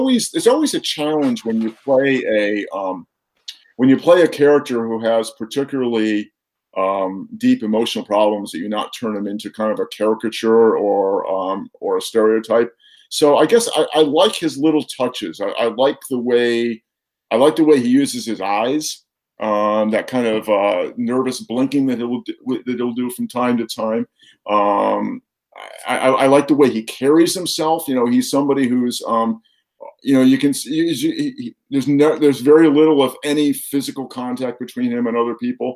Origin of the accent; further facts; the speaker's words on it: East Coast, United States; now in Minnesota, United States; I'm actually originally from the East Coast